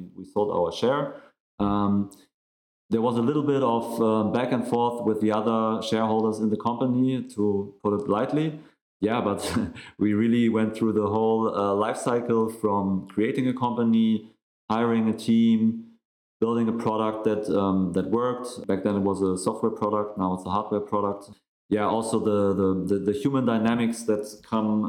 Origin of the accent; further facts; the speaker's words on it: Hamburg, Germany; we are both from Hamburg